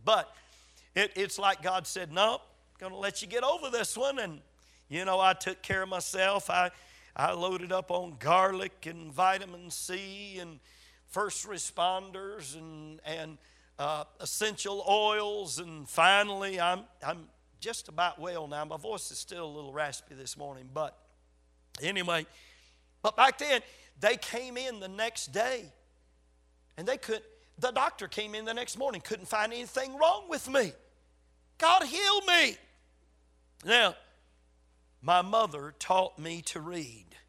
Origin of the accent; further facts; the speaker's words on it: Gaffney, South Carolina, United States; born or raised there